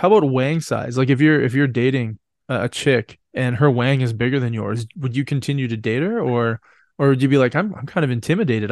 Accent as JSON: {"language": "English", "country": "Canada", "said": "I'm Canadian"}